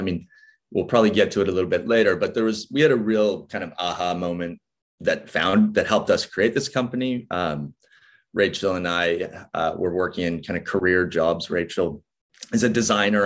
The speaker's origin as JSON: {"language": "English", "town": "Vancouver", "region": "British Columbia", "country": "Canada", "tie": "born or raised there", "also_born_or_lived": "Norfolk Island", "moved": "yes", "said": "i'm from vancouver so the west coast of canada"}